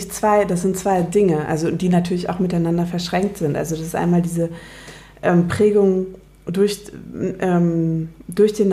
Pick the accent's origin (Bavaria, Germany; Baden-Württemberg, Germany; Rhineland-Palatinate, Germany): Bavaria, Germany; now in Berlin, Germany; ich komme aus Bayern.